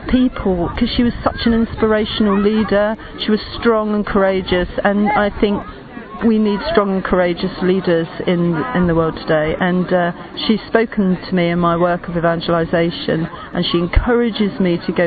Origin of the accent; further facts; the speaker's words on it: England, United Kingdom; I'm from England